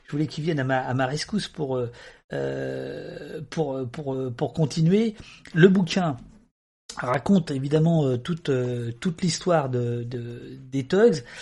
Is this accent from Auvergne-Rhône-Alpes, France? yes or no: no; Angers, Pays de la Loire, France; On vient d'Angers.